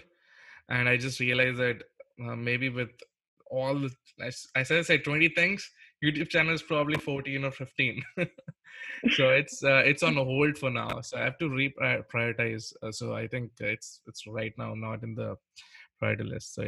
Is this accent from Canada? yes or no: no; India; I'm an Indian